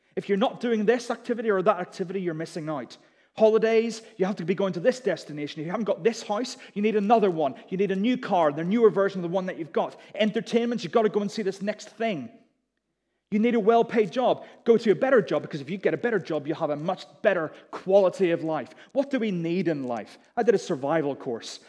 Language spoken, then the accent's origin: English; Belfast, Northern Ireland, United Kingdom; moved away as an adult; also born or lived in Durham; I was from Belfast, I went to Durham